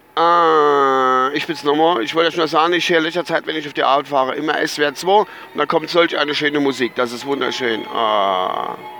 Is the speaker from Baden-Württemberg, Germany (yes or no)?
no; Altenglan, Rhineland-Palatinate, Germany; ich stamme ja eigentlich aus der Verbandsgemeinde Altenklan